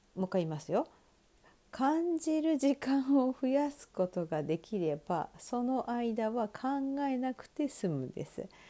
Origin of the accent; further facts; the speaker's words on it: Sapporo, Hokkaido, Japan; 私の地元である北海道は札幌市で